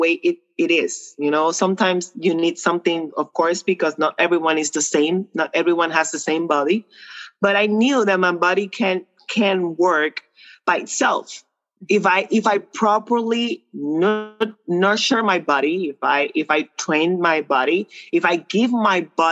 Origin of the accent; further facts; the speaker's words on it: Puerto Rico; first language Spanish; English is a second language; I'm from Puerto Rico. I'm a Latina